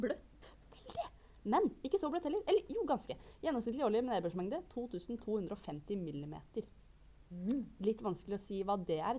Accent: Bergen, Vestland, Norway; Jeg er fra Bergen, beklager dialekten.

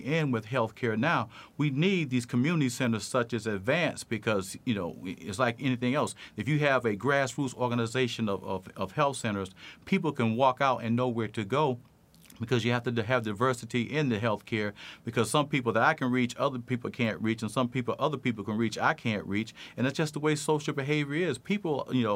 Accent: Boston, Massachusetts, United States; I grew up in Boston at Mass

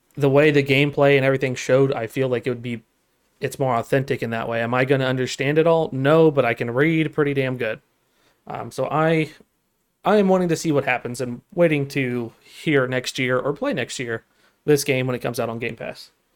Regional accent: United States; I'm American, sir. I speak American.

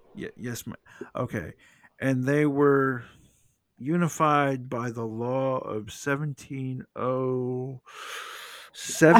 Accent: the South, United States; I'm from the South. I say ma'am to any, any female at all

